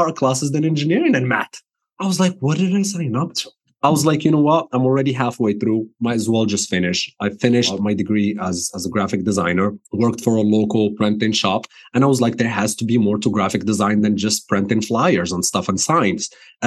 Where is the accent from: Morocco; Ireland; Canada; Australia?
Morocco; English is a second language; moved away as an adult; also born or lived in New Jersey, United States; now in United States; I was born and raised in Morocco. I moved to the States in 2010